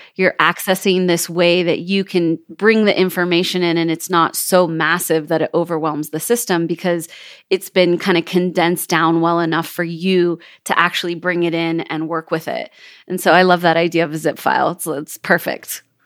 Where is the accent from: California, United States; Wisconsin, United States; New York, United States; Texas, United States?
California, United States; Kelseyville; moved away as an adult; now in Jackson Hole, United States; I was born and raised in Northern California